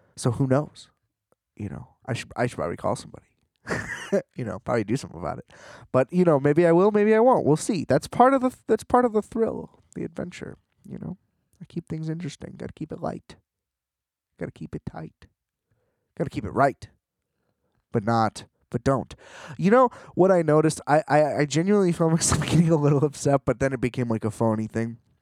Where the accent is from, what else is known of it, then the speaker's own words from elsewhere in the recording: United States; being American